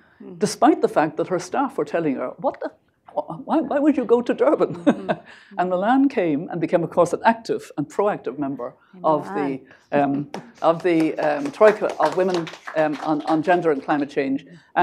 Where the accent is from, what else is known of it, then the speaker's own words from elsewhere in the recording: Ireland; I mean, you know me as an Irish mm-hmm. grandmother.